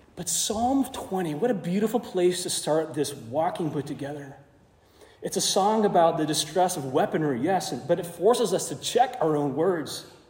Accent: Arizona, United States; I grew up in Arizona. Uh, most of my teenage life there spent there too

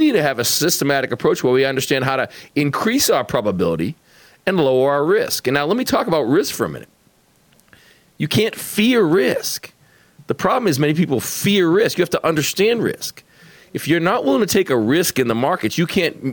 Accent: Boston, Massachusetts, United States; moved away; you can take the kid out of Boston, you can't take Boston out of the kid

